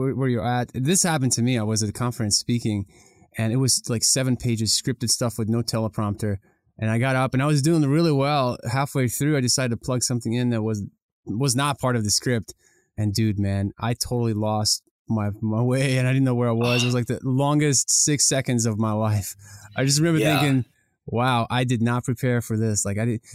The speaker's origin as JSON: {"language": "English", "country": "Ukraine", "tie": "born or raised there", "moved": "yes", "said": "I grew up in Ukraine"}